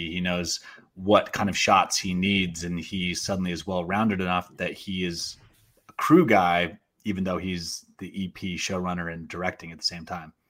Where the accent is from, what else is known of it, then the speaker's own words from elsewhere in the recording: Portland, Oregon, United States; also born or lived in Philippines; when I moved to Portland, Oregon, um, years later, when I was seven